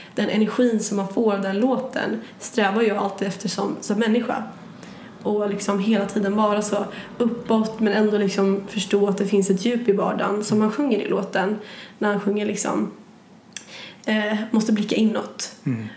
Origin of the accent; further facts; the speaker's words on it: Sandviken, Gävleborg County, Sweden; moved away; jag kommer ju från Sandviken